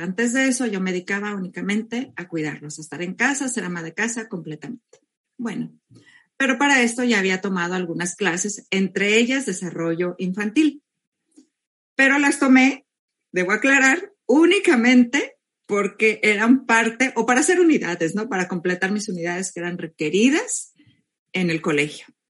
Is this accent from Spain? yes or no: no; Mexico; now in California, United States; yo soy mexicana, vivo en California